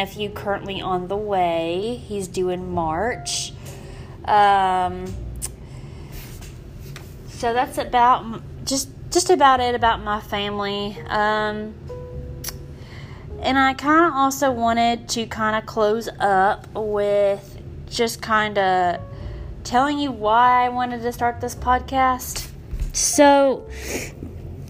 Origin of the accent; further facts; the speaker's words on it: Memphis, Tennessee, United States; I grew up in Memphis.